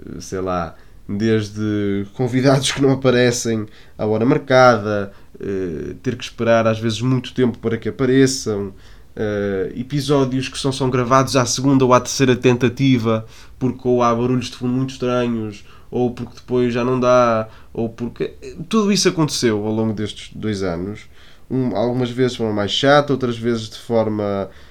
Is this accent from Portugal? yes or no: yes; Porto, Norte, Portugal; eu sou do Porto